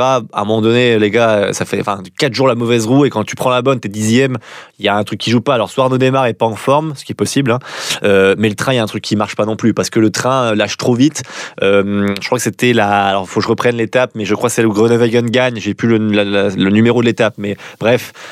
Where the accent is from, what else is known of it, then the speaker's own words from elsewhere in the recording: France; en tant que Français